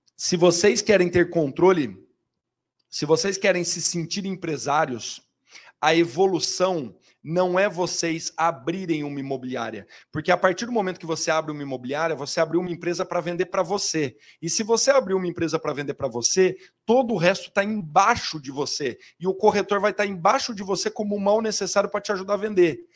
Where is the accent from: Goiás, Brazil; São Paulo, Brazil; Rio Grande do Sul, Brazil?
São Paulo, Brazil; eu sou da Zona Leste de São Paulo